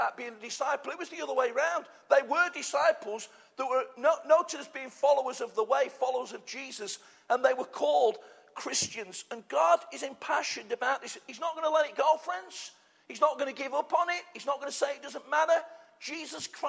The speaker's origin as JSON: {"language": "English", "country": "United Kingdom", "said": "we're British"}